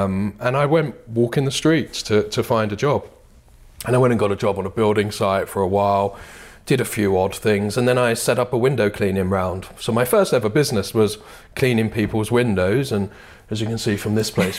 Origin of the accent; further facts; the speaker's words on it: Bethnal Green, London, United Kingdom; So I grew up in Bethnal Green in East London. Mm. That was before it was full of trendy bars, etc. But it was a great place to grow up, you know.